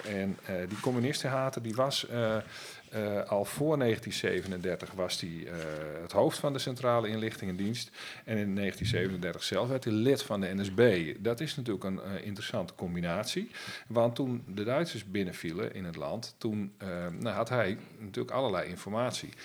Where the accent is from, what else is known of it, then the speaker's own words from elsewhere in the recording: Friesland, Netherlands; als Fries en, en, en Nederlander